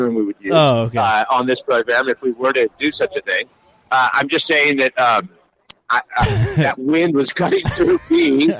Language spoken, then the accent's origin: English; Boise, Idaho, United States; I'm from Boise.